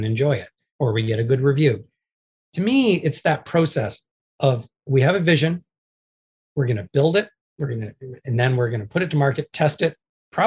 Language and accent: English; Canada; I'm a Canadian and I'm proud to be Canadian